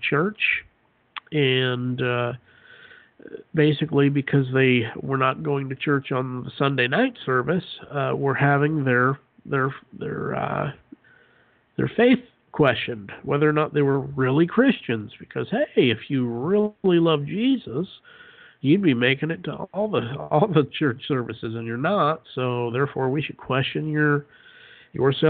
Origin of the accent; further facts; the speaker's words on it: Utah, United States; moved away as an adult; I grew up in Utah, lived there for 22, 23 years, and then we moved